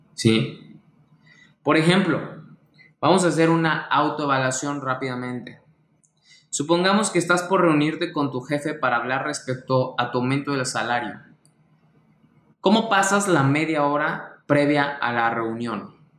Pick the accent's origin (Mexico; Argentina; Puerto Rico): Mexico; mexicano, emprendedor y empresario